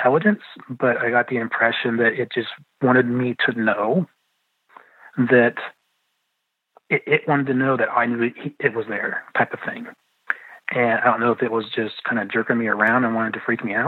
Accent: London, Ohio, United States; I was born in London, Ohio

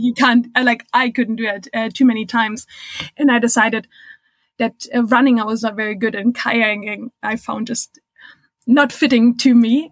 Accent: Germany; English is a second language; moved away as an adult; also born or lived in United States / Minnesota; I'm originally from Germany

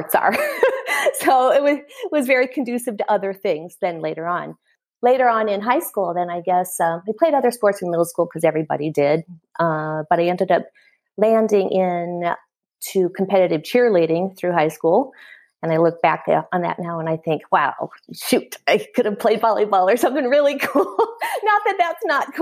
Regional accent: Iowa, United States; I was born and raised in Iowa

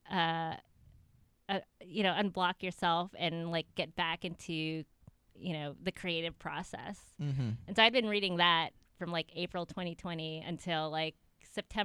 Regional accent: San Francisco, California, United States; moved away as an adult; also born or lived in Santa Monica, California; now in Raleigh, United States; I grew up in San Francisco.

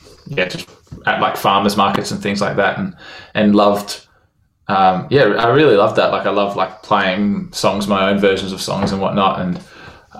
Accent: Perth, Western Australia, Australia; also born or lived in Melbourne / Netherlands; Then moved back to Perth, moved a bit for my dad's work and then kind of settled in Perth, and I was maybe 8

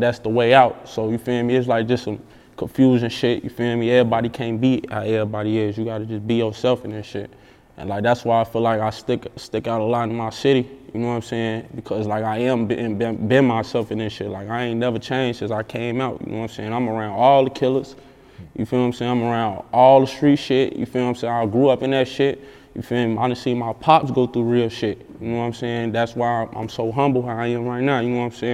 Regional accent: Chicago, Illinois, United States; I'm from the east side of Chicago, east side, south side of Chicago

